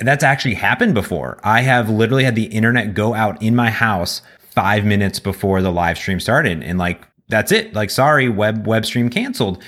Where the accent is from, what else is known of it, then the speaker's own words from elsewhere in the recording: Cleveland, Ohio, United States; moved away; I come from Cleveland originally. and I have family back there